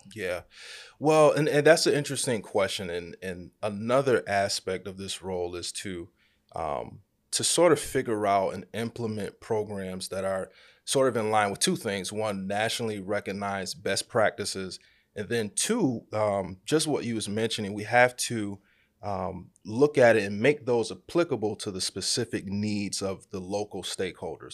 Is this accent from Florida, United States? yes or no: no; Rochester, New York, United States; Born and raised in Rochester, New York.